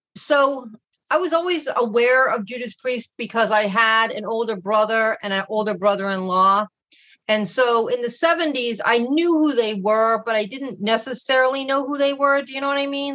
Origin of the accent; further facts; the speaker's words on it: Boston, Massachusetts, United States; I'm from Boston, Massachusetts